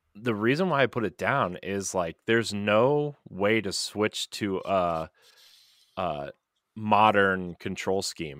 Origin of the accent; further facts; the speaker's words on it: United States; as an American